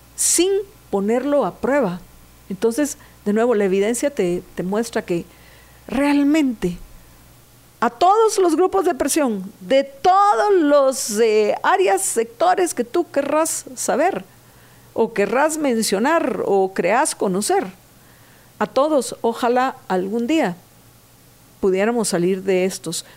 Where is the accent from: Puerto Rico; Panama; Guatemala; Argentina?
Guatemala; soy nativa de Guatemala. Yo aquí nací, aquí está mi hogar, aquí están mis seres queridos.